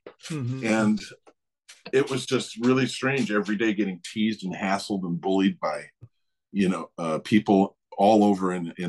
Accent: Eugene, Oregon, United States; born there; I was born in Eugene, Oregon.

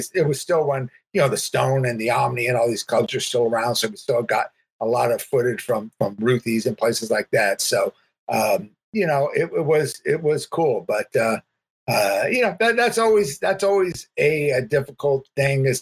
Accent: Huntington Beach, California, United States; I grew up in Huntington Beach

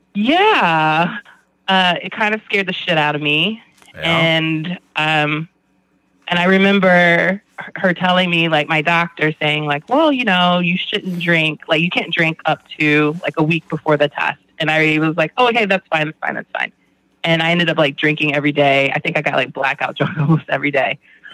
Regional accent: Glen Burnie, Maryland, United States; also born or lived in Georgia / Germany; I was born in Georgia, actually. I'm a military kid. So I spent a lot of my time growing up between Glen Burnie, Maryland, as you guys have given the shout out to Glen Burnie, GB, as well as Germany.

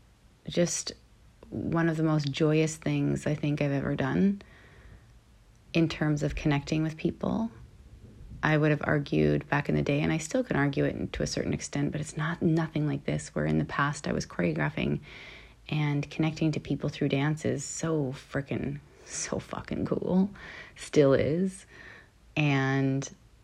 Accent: Canada; now in Los Angeles, United States; I'm Canadian, always

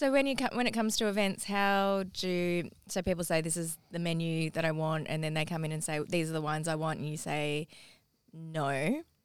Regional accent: Parramatta, New South Wales, Australia; also born or lived in Eastwood / Ermington; I grew up in Parramatta, Eastwood, Irvington

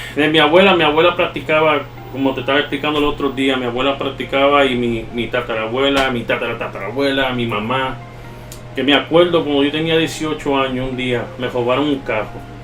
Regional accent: New York, United States; accent: Puerto Rican-like Spanish; Yo me crié en la 187 y Otter. Para allá arriba. Al lado del Bronx

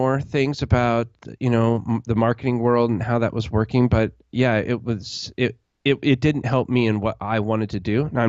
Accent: Alaska, United States; also born or lived in Colorado / California / Las Vegas; because I grew up on the West Coast, literally in Alaska. Then I moved to Colorado, then to California, Southern California, and then to Las Vegas. So my whole life has been on the West Coast.

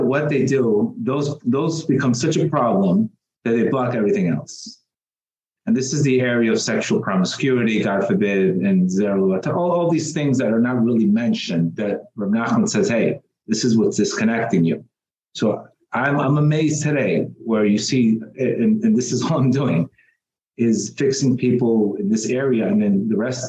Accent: Colombia; also born or lived in South Florida; now in Florida, United States; I was born in Colombia

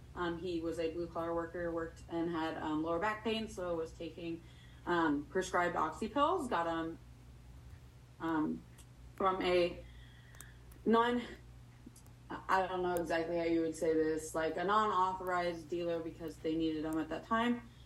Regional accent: Torrington, Wyoming, United States; I'm actually from Torrington, Wyoming, which is a small little town of six thousand people.

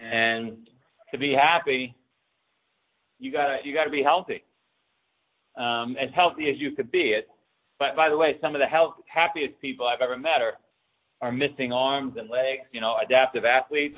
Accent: New York City, New York, United States; now in Boston, United States; I grew up in Queens, New York

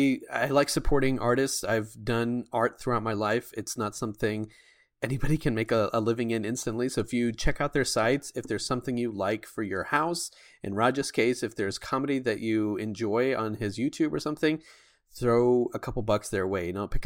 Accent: United States; But as an American, it's like, it's good to see, because I've lived in other places in the Bible Belt.

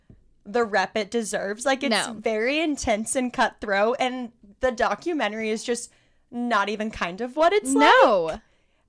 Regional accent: Southern California, United States; moved away as an adult; also born or lived in Alabama; now in Dallas, United States; I grew up in Southern California. So the South was just not a thing. My family's kind of from the South, like Oklahoma

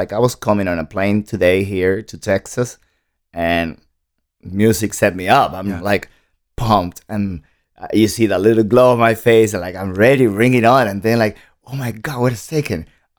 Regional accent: Santo Domingo, Distrito Nacional, Dominican Republic; now in United States; No, I was born in the Dominican Republic, okay. In Santo Domingo. Born and raised pretty much, yeah.

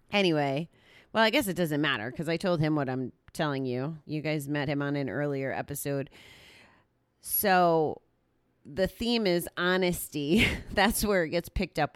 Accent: Connecticut, United States; now in New York, United States; I was born and raised in Connecticut

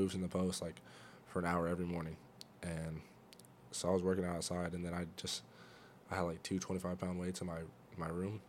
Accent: Fresno, California, United States; also born or lived in Nebraska; I'm from Fresno, California.

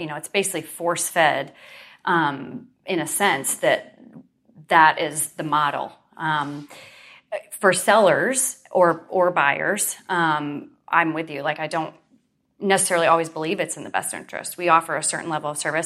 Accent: Western New York, United States; moved away as an adult; now in Central Florida, United States; I grew up in New York, Western New York

